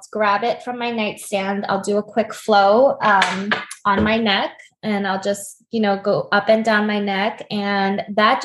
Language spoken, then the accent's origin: English; United States; I'm Korean American, and I grew up in a Korean household, very influenced by my immigrant parents